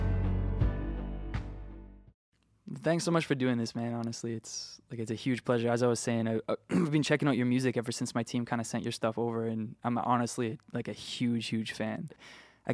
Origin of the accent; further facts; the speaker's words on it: Canada; I'm a Canadian singer-songwriter who grew up busking for people on street corners